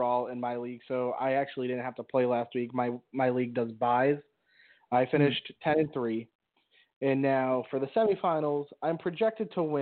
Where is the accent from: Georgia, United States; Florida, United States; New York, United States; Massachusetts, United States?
Massachusetts, United States; Boston; I'm from Boston, and I just homegrown